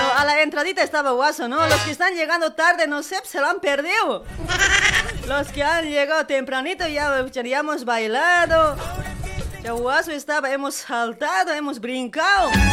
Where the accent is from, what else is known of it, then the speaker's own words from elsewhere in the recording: Bolivia; Somos bolivianos, ¿sí o no? Todos somos bolivianos